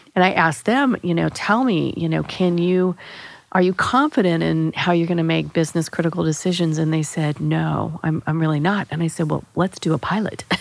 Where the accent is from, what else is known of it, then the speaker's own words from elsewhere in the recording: Springfield, United States; I grew up in Springfield